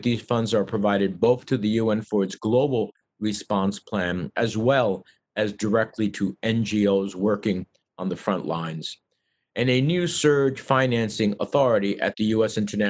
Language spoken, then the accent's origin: English; New Jersey, United States; at least 14 to 15,000 of those are from my home state of New Jersey.